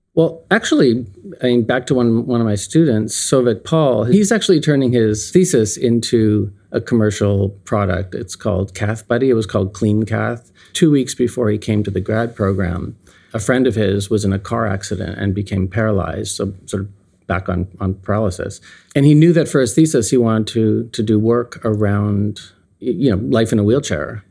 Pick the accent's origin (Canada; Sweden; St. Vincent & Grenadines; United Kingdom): Canada; now in United States; I'm Canadian, still Canadian. I've been here for thirty, thirty-two years